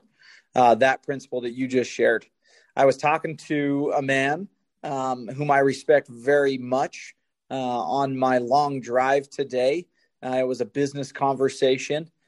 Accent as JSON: {"language": "English", "town": "Spanish Fork", "region": "Utah", "country": "United States", "tie": "born or raised there", "said": "Spanish Fork, Utah, my hometown."}